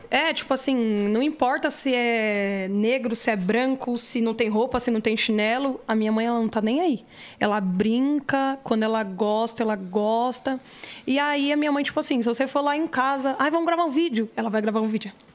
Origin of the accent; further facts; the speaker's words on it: São Paulo, Brazil; Eu esqueci o hospital que eu nasci, mas foi aqui Itaquera